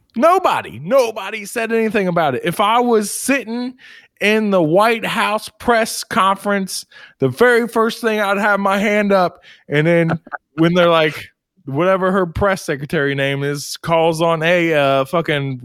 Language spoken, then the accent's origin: English; United States